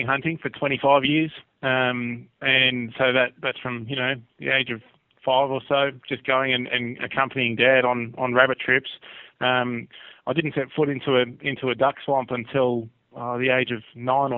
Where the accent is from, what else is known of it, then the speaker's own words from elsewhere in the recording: Australia; as Aussie duck hunters